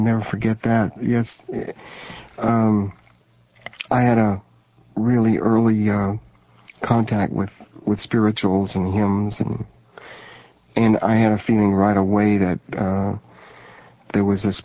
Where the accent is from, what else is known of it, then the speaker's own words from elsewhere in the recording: Springfield, Missouri, United States; also born or lived in Shenandoah, Iowa; Where I was born in Shenandoah, Iowa, we were on a radio station there called KMA. It's still there. And my dad moved our family to Springfield, Missouri, in the Ozark Mountains